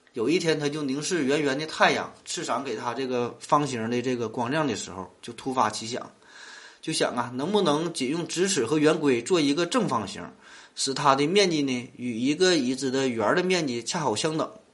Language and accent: Chinese; Northeast China, China; 我是生在东北，长在东北的，土生土长的东北人